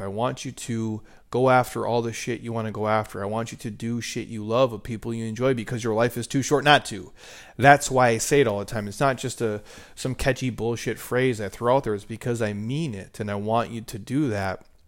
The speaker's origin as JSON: {"language": "English", "region": "Minnesota", "country": "United States", "tie": "born or raised there", "moved": "yes", "said": "growing up in Minnesota"}